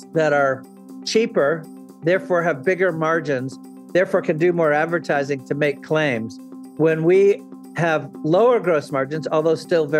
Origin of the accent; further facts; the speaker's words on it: New Hampshire, United States; I grew up in New Hampshire